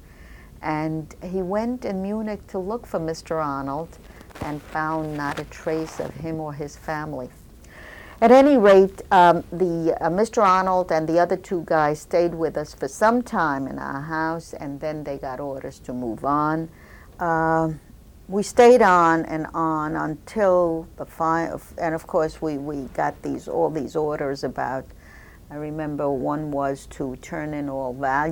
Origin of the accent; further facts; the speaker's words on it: Poland; moved away; born in Ujejowice, Poland on April 16, 1934